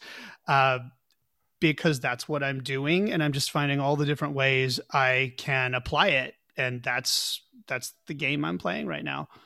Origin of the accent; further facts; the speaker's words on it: Pauls Valley, Oklahoma, United States; now in San Francisco, United States; I grew up in Pauls Valley, Oklahoma, a very small town halfway between Oklahoma City and the Texas border.